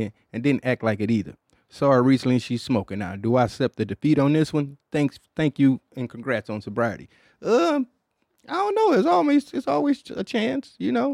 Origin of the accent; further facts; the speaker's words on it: Midwest, United States; in the Midwest in general, we always was like really matchy-matchy